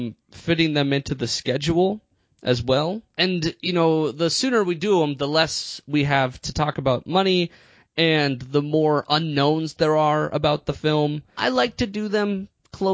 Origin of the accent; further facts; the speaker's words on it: Minnesota, United States; I was born and raised in Minnesota